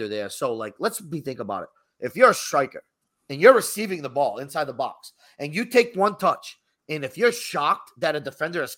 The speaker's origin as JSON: {"language": "English", "country": "United States", "tie": "born or raised there", "said": "we are American, first and foremost, right? We were born in America."}